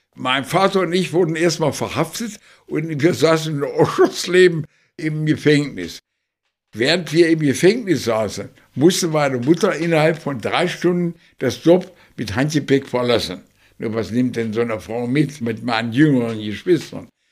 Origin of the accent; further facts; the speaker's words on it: Schöningen, Lower Saxony, Germany; also born or lived in Cattenstedt; Ich bin in Schöningen geboren